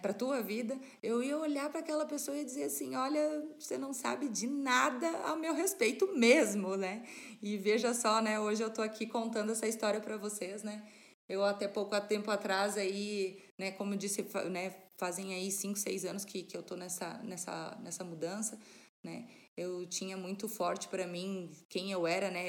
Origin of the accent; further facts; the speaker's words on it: Serra Catarinense, Santa Catarina, Brazil; moved away as an adult; now in Paraná, Brazil; eu de nascimento sou catarinense, sou da, da Serra Catarinense, né? Estou morando aqui no interior do Paraná já fazem 10 anos